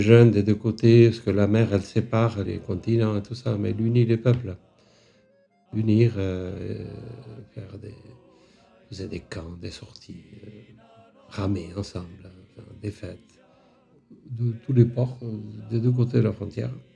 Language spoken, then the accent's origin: French; France; je suis né en France, mais euh, réfugié, une famille de réfugiés